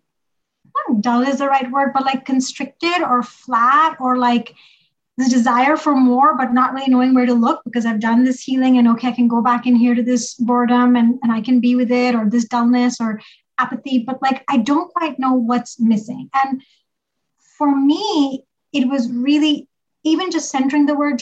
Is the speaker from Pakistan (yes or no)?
yes; Pakistan; now in United States; growing up in Pakistan